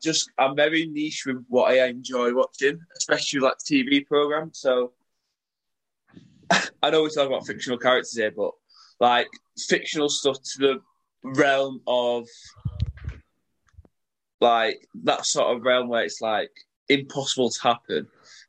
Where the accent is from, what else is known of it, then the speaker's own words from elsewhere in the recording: Salford, North West England, United Kingdom; I'm from Salford. I was going to support Salford.